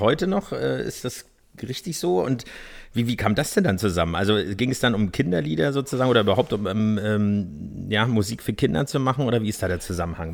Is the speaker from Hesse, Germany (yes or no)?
no; Berlin, Germany; Ich bin zwar im Norden, in Pankow geboren